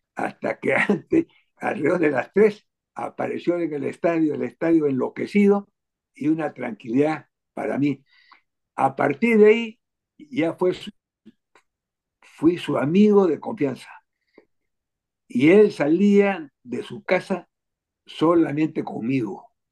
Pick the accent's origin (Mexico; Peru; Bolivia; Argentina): Peru; also born or lived in Berlin, Germany; Yo vine muy pequeñito al Perú a los dos años